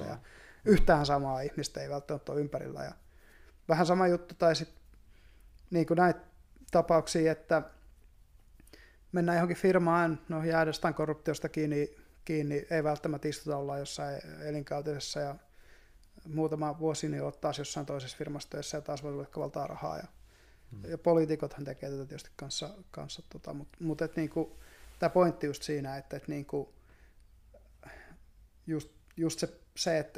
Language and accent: Finnish; Hamina, Kymenlaakso, Finland; Haminan seudulta, niin, joo. Entistä niin, Vehkalahtia. Tietyllä tavalla ollaan maalta kuitenkin.